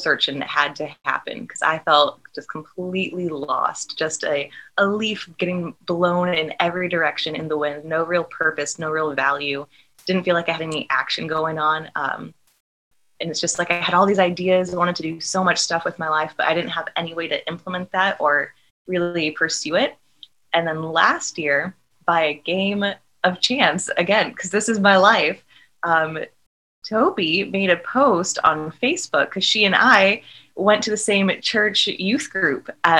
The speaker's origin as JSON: {"language": "English", "town": "Omaha", "region": "Nebraska", "country": "United States", "tie": "born or raised there", "said": "we grew up in Omaha and we were at different schools"}